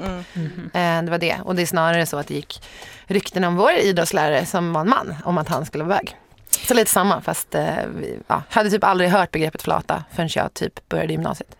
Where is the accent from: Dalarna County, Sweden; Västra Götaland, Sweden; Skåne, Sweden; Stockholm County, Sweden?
Stockholm County, Sweden; Sorunda; Sorunda, där jag växte upp.